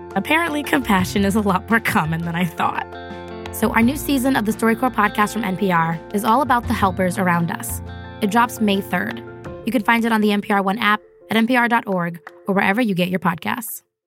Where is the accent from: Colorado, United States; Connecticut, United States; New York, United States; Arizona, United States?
New York, United States; I'm from New York